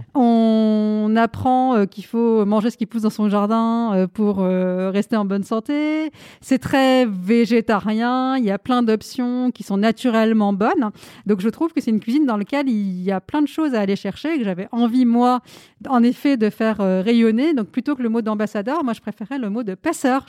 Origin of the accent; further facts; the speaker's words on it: France; also born or lived in India; Je suis née en Inde, je vis en France depuis que je suis toute petite petite